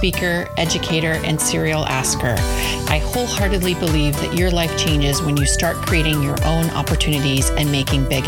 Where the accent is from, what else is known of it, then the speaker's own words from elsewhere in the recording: San Diego, California, United States; I was born and raised in San Diego